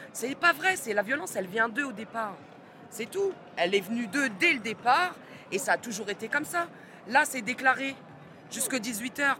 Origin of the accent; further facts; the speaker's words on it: Reims, Grand Est, France; je viens de Reims